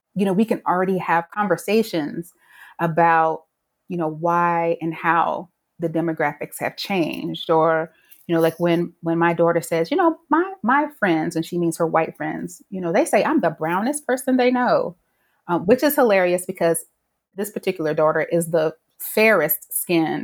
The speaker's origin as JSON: {"language": "English", "region": "North Carolina", "country": "United States", "tie": "born or raised there", "said": "I grew up in North Carolina"}